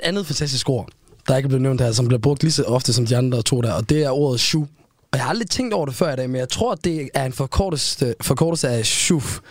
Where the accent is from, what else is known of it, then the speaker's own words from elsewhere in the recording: Aarhus, Central Denmark Region, Denmark; da jeg voksede op i Parken